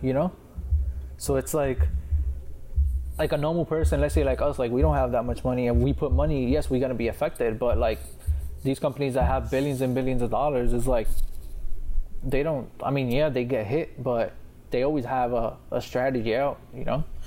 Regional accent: Puerto Rico

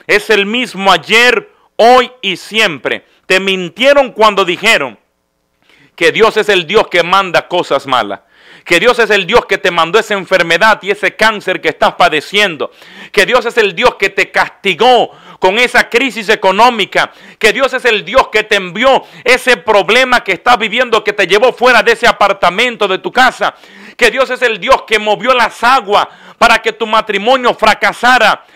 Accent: Dominican Republic; En mi país, República Dominicana

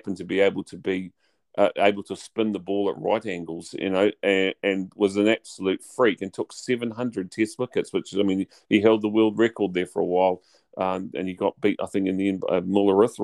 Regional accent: New Zealand; as a New Zealander

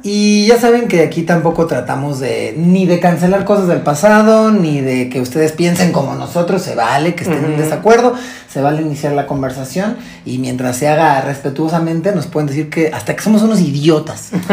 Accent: Mexico

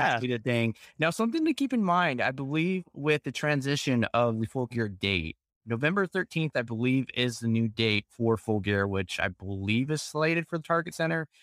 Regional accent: Dallas Fort Worth area, Texas, United States; I am from the Dallas Fort Worth area

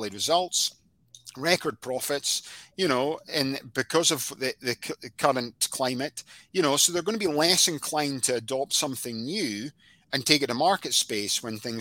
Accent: Scotland, United Kingdom; I'm Scottish

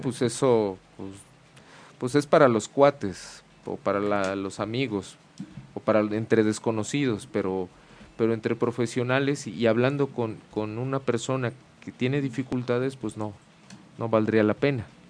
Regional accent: Mexico; como decimos mucho aquí en México, ¿no? de manera cultural, pues, pues como buen macho mexicano y hembra mexicana

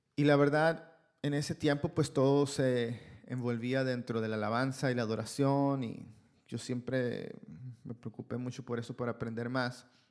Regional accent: Ciudad Obregón, Sonora, Mexico; moved away as an adult; now in Canada; Yo soy de Ciudad Obregón, Sonora, México

